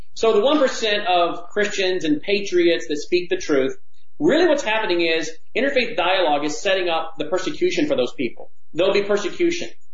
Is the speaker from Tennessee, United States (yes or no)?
yes; Memphis, Tennessee, United States; in Memphis here in my hometown